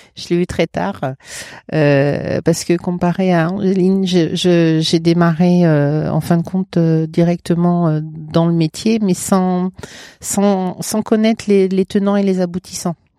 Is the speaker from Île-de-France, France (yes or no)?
yes; Paris, Île-de-France, France; also born or lived in Val-de-Marne; now in Mayenne, France; Moi, je suis parisienne. Je suis de à côté de la Bourse